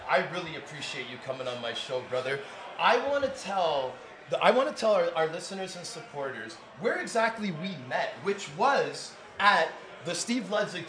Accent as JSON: {"language": "English", "town": "Toronto", "region": "Ontario", "country": "Canada", "said": "we're both Toronto boys, okay?"}